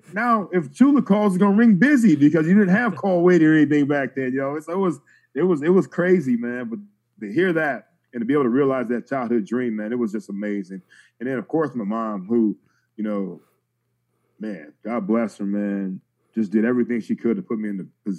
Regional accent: Marion, Ohio, United States; moved away; also born or lived in Cleveland, Ohio; We lived in Cleveland. We got in the car right after I got that call. We drove to my hometown of Marion, Ohio, which is almost 3 hours away.

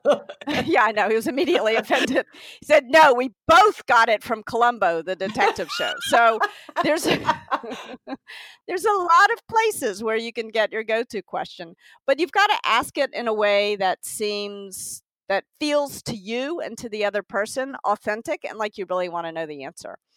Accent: Tennessee, United States; also born or lived in New York; now in California, United States; I'm from Tennessee

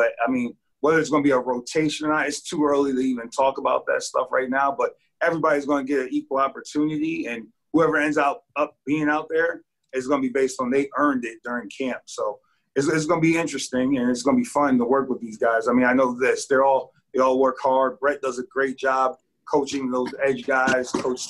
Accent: Connecticut, United States; You know, I grew up in Connecticut, and so I'm familiar with the area

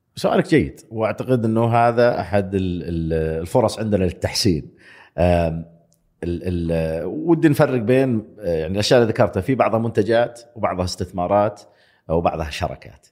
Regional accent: Saudi Arabia; also born or lived in United States; أنا موظف سعودي في أمريكا

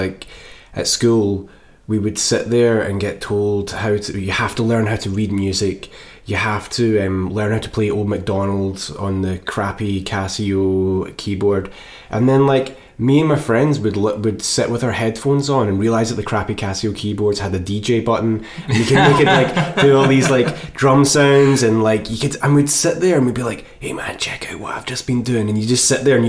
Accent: Moffat, Scotland, United Kingdom; I'm from Moffat, which is actually like 12... Well, it's pretty close to Thornhill.

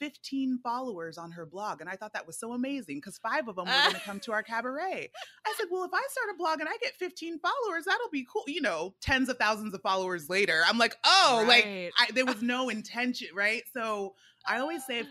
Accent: Fresno, California, United States; also born or lived in Nigeria; now in New York City, United States; I'm a Nigerian girl from Fresno

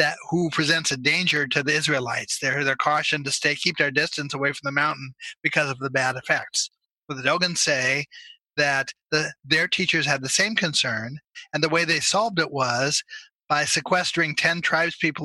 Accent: Salem, Oregon, United States; I grew up in Salem, Oregon

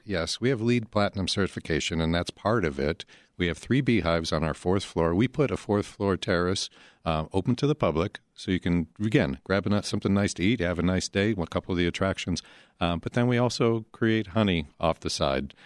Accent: Chicago, Illinois, United States; as Chicagoans

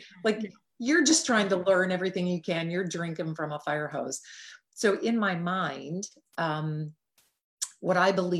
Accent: Midwest, United States; And the fact that I was raised in the Midwest, where Midwesterners have generally a very strong work ethic and we're very generally stoic, right?

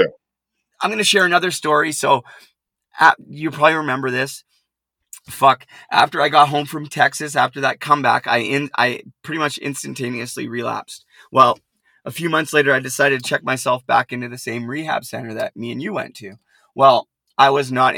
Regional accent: Port Coquitlam, British Columbia, Canada; Now the jail is actually in my hometown, about 5 minutes from where I grew up

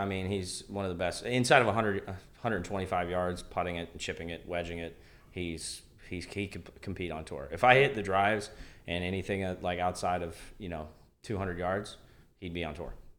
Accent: Northeastern Ohio, United States; also born or lived in Canada; everything that I know is Northeastern Ohio. I'm, I'm a U S guy

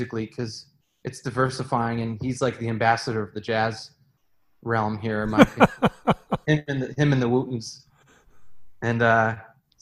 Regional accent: Inverness, Illinois, United States; also born or lived in Elmhurst, Illinois; I'm from Chicago, Illinois, born in Elmhurst. And raised in Inverness, Illinois, Palatine, basically, which is the northwest suburbs

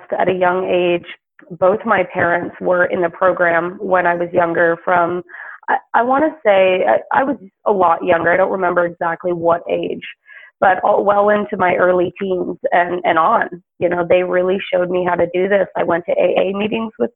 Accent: the South, United States; I grew up predominantly in the South

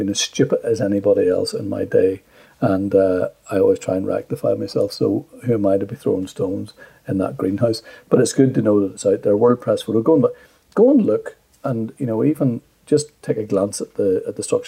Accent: Ireland; Being Irish

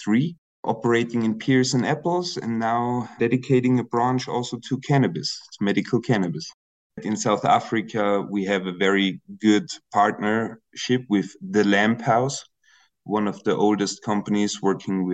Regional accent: Austria; I'm originally from Austria

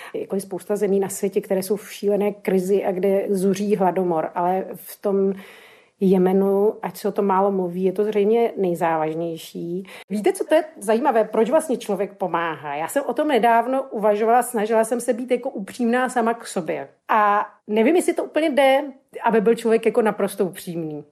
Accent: Czechia; moved away; jsem sama Češka v cizině

